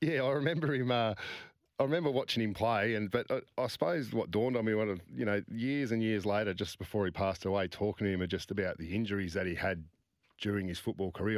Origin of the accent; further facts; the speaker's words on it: Midland, Western Australia, Australia; growing up around Swans and, and, and, and that Midland area